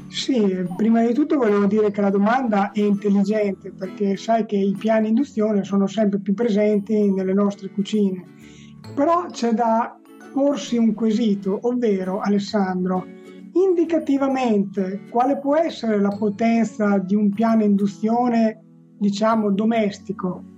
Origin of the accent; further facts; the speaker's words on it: Romagna Riviera, Emilia-Romagna, Italy; nella riviera romagnola, eh, che è la mia terra